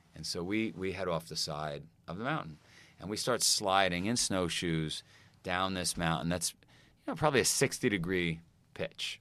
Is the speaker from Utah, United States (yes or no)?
no; New York City, New York, United States; I grew up in Queens